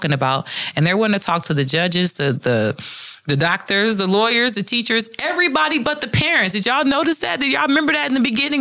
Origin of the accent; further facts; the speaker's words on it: Detroit, Michigan, United States; And I grew up in Detroit in the ghetto where crime and drug was rampant